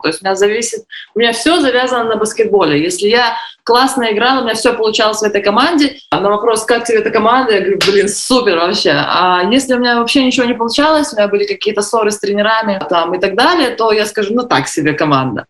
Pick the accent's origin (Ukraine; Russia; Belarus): Belarus